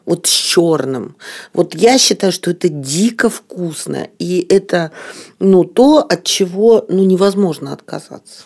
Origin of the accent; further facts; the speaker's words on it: Odesa, Odesa Oblast, Ukraine; я родилась в Одессе